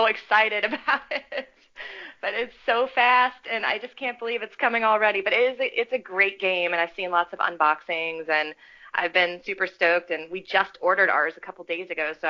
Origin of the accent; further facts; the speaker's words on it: Richmond, Virginia, United States; I'm from Richmond. I run the Richmond Pinball Collective here